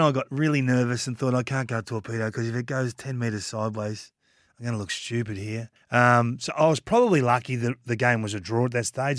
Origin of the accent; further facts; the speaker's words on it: Kilmore, Victoria, Australia; I'm from Kilmore